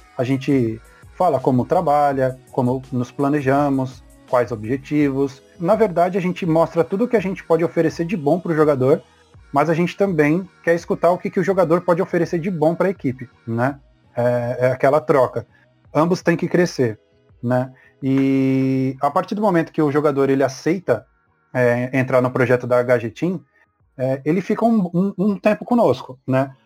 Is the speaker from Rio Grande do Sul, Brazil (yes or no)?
no; Mauá, São Paulo, Brazil; eu sou de Mauá. Tanto eu quanto o Paulo, nós somos de Mauá